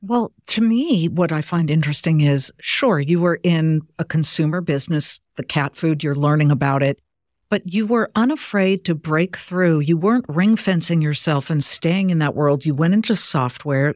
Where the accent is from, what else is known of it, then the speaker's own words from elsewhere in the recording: Beverly Hills, California, United States; moved away as an adult; also born or lived in Columbus, Ohio / Cleveland, Ohio / Boston; I was born in L A. Actually, I grew up in Beverly Hills